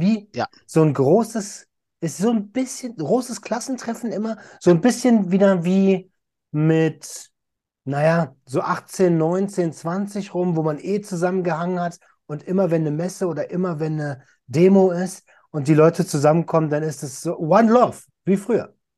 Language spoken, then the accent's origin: German; Berlin, Germany; als Deutscher und als Berliner